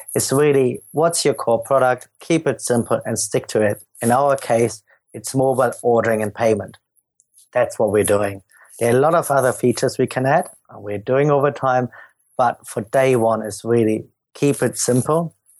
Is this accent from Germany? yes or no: yes; Germany; accent: German; moved away as an adult; also born or lived in London; as you can hear from my accent, I'm, I'm German